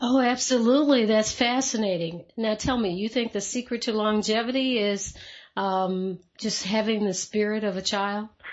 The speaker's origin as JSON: {"language": "English", "region": "the South", "country": "United States", "said": "I'm from the South"}